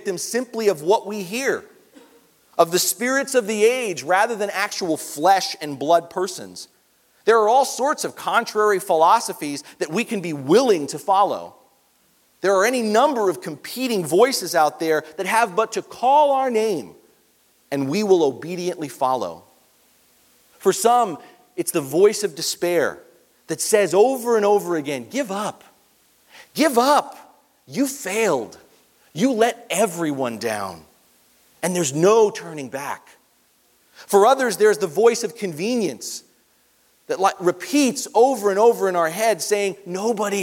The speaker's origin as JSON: {"language": "English", "region": "New York", "country": "United States", "tie": "born or raised there", "moved": "yes", "said": "New York's my hometown"}